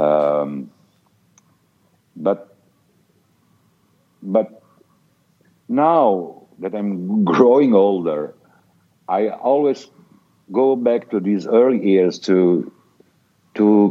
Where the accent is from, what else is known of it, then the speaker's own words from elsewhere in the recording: northern Italy, Italy; also born or lived in Apulia, Italy; My father moved to the north of Italy to get job